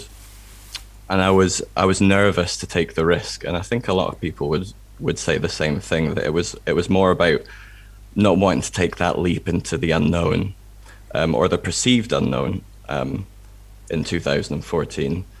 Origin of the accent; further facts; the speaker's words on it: England, United Kingdom; now in Scotland, United Kingdom; I was born in England. My dad's English. I grew up in England